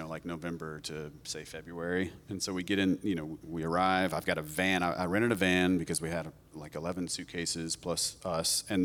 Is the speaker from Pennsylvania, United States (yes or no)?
no; North Carolina, United States; moved away as an adult; now in Portugal; we're from North Carolina